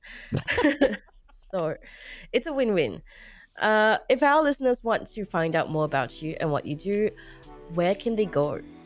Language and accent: English; Singapore; now in Australia; I grew up in Singapore